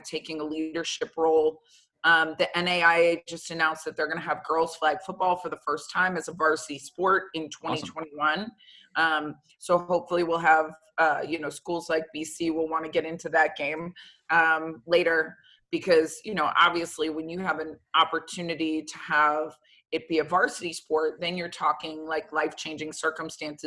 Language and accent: English; Florida, United States; moved away as an adult; growing up in Florida, for me, it was high school, then straight to the pros